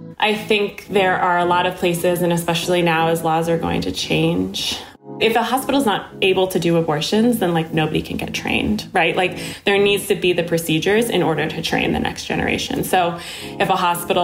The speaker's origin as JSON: {"language": "English", "region": "Connecticut", "country": "United States", "tie": "born or raised there", "said": "when I was born in Connecticut in 1990"}